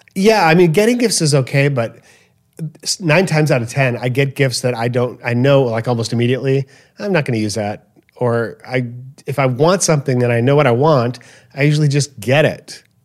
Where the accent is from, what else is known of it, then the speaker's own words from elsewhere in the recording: Chicago, Illinois, United States; growing up in Chicago, Southwest Side, in this little neighborhood